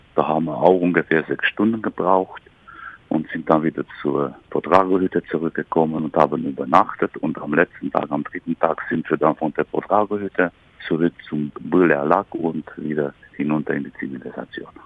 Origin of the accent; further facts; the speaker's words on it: Criț, Brașov County, Romania; moved away as an adult; also born or lived in Sighișoara; now in Germany; Ich bin geboren in Deutschkreuz, das ist auch Rumänisch Kritz